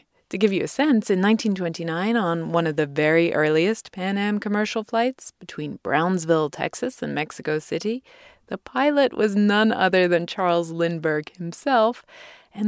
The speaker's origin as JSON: {"language": "English", "region": "England", "country": "United Kingdom", "tie": "born or raised there", "said": "my home country of England"}